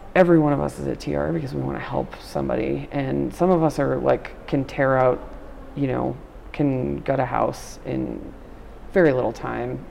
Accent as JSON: {"language": "English", "area": "Nassau County, Long Island", "region": "New York", "country": "United States", "tie": "born or raised there", "moved": "yes", "lives_now": "Dallas, United States", "said": "grew up on the South Shore, Nassau County"}